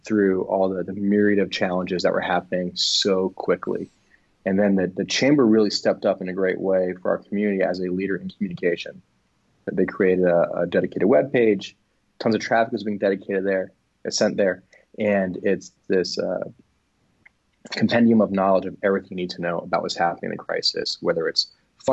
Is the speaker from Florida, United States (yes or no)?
yes; Miami, Florida, United States; moved away as an adult; now in Asheville, United States; I'm from South Florida. I'm from Miami